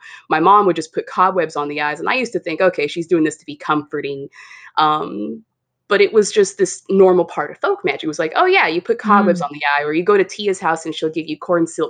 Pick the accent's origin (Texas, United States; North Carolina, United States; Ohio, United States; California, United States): California, United States; That's where we grew up in California, and we grew up around that a lot.